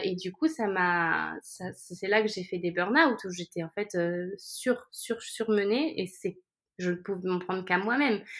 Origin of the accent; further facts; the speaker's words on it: France; now in Barcelona, Spain; Je suis française, mais j'habite à Barcelone.